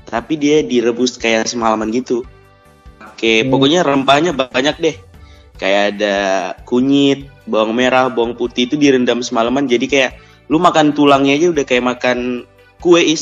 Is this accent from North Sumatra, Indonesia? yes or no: yes; Medan, North Sumatra, Indonesia; Iya, dia gue dari Medan.